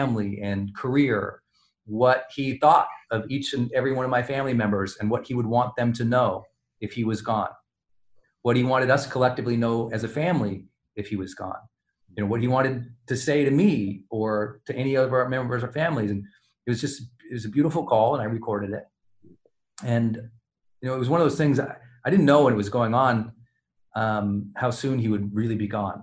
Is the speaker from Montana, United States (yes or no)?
yes; Montana, United States; growing up in Montana